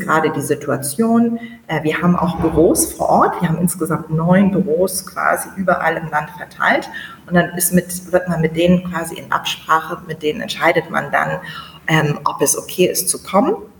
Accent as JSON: {"language": "German", "region": "Bremen", "country": "Germany", "moved": "as an adult", "lives_now": "Niamey, Niger", "said": "Ich komme aus Bremen, aus Norddeutschland"}